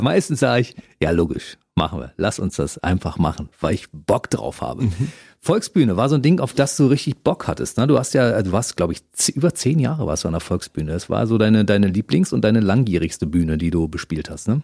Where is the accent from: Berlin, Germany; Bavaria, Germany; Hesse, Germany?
Berlin, Germany; moved away as an adult; now in Potsdam, Germany; Ich komme aus Kaulsdorf.